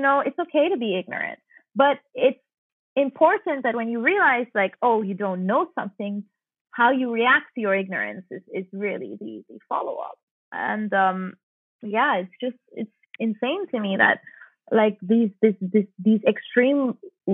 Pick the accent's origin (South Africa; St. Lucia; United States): St. Lucia; moved away; I'm from St. Lucia, which if people don't realize is a majority black society